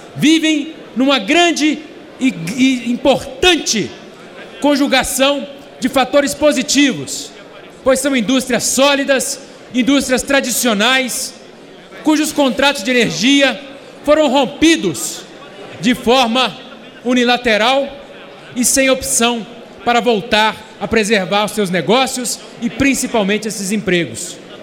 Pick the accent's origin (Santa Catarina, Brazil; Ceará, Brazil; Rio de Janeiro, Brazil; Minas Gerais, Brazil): Minas Gerais, Brazil; A minha terra natal, Minas Gerais